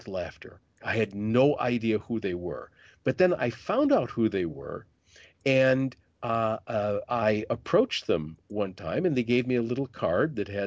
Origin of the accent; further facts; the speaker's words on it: Detroit, Michigan, United States; also born or lived in Grand Rapids; growing up in Detroit, as I did before I moved to Grand Rapids